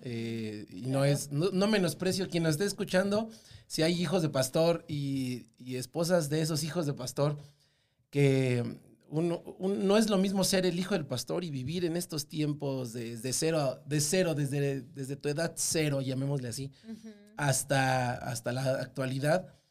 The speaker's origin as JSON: {"language": "Spanish", "region": "Mexico City", "country": "Mexico", "said": "yo soy totalmente del meridito Distrito Federal, así, Ciudad de México"}